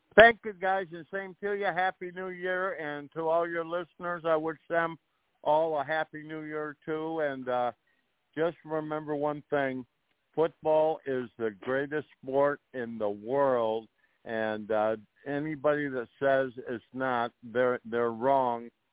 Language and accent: English; 30-35 miles south of Buffalo, New York, United States; I'm kind of from the Buffalo area. I, I uh, grew up, uh, oh, probably uh, 30, 35 miles south of Buffalo.